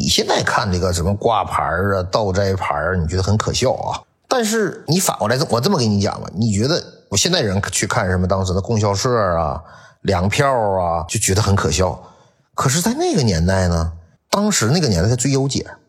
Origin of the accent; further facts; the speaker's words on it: Liaoning, China; 就是当时你比如我我我之所以我支持辽宁队不支持沈阳队，我也没有什么概念，因为我是辽宁，